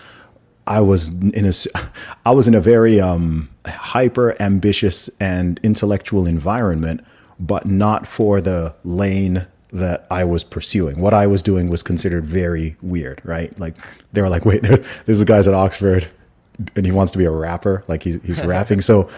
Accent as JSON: {"language": "English", "country": "Saudi Arabia", "tie": "born or raised there", "accent": "American", "said": "I grew up in Saudi Arabia. I went to an American school. Like, this is just how I talk. I'm not going to sound like … or …. Like, I didn't grow up in London."}